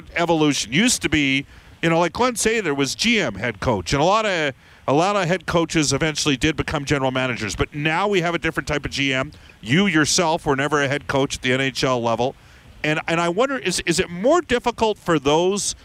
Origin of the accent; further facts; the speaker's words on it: Edmonton, Alberta, Canada; I'm from Edmonton